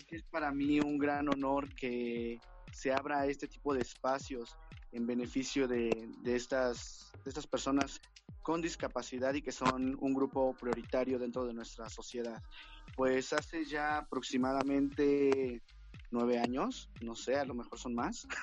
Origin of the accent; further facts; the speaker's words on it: Mexico; nosotros como mexicanos